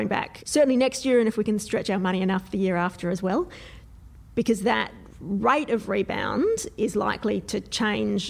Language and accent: English; Adelaide, South Australia, Australia; I'm from Adelaide, at least in South Australia.